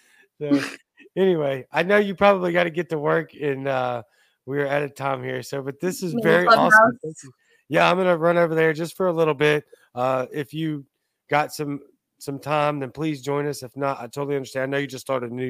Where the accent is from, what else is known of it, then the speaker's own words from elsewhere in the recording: Cajun, Louisiana, United States; I'm Cajun, but I'm not going to eat rats.